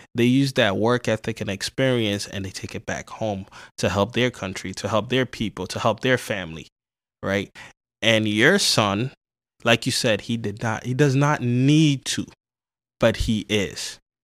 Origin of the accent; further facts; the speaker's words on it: New York City, New York, United States; also born or lived in Ghana; I grew up in the South Bronx